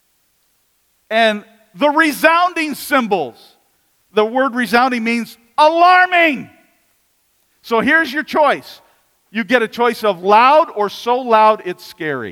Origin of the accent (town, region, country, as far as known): United States